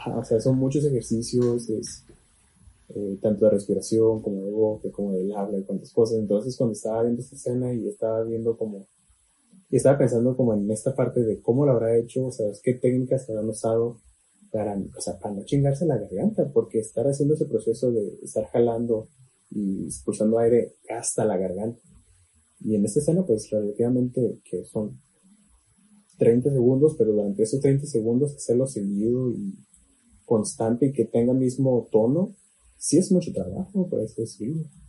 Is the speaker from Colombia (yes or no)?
no; Mexico